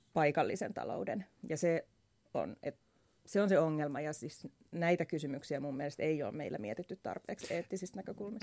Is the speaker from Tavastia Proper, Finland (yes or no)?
no; Vantaa, Uusimaa, Finland; mä oon syntynyt Vantaalla